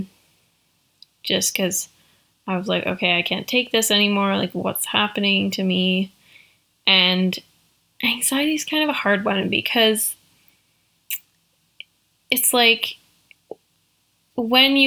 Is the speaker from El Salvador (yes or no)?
no; Canada; I am Canadian